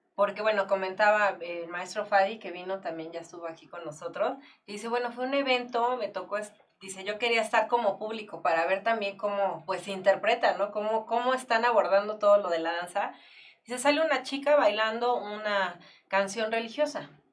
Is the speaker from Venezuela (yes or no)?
no; Mexico; como mexicanos